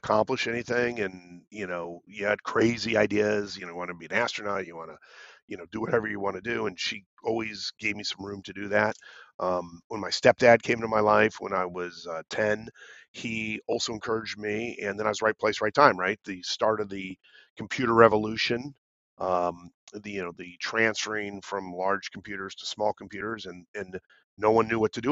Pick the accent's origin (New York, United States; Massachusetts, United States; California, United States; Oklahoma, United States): California, United States; Los Angeles; grew up in Van Nuys to a single mom